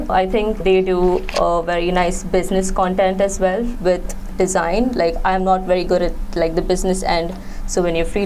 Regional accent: Mumbai, Maharashtra, India; I am from Mumbai in India

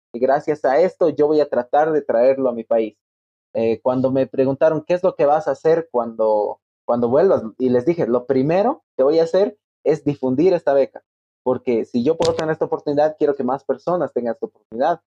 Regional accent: La Paz, Bolivia; also born or lived in Santa Maria, Brazil

